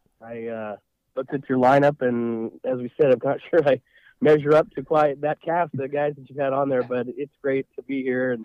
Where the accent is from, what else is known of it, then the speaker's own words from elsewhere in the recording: Puyallup, Washington, United States; I grew up in Puyallup and went to Rogers High School